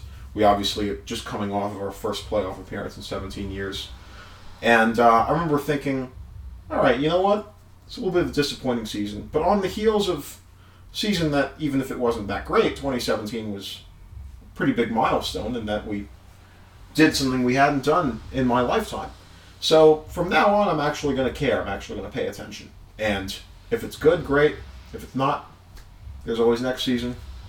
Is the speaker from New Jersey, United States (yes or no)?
yes; northern New Jersey, United States; moved away as an adult; also born or lived in New York / Boston; I was raised definitely in the New York area. Went to grade school, high school, public schools, all through in northern New Jersey.